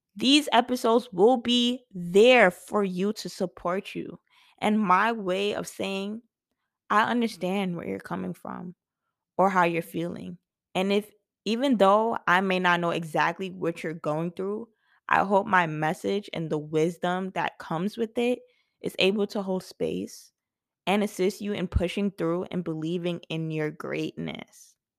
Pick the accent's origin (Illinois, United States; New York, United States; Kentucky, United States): New York, United States; New York City; I was born and raised in Brooklyn, New York